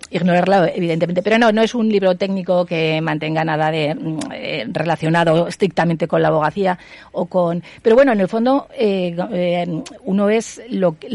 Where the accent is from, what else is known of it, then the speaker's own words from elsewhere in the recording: Huesca, Aragon, Spain; now in Zaragoza, Spain; años y estoy encantada. O sea, pero claro, soy de Huesca